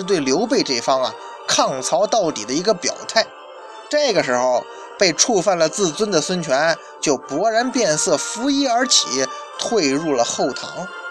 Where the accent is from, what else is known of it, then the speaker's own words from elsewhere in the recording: China; 我们中国人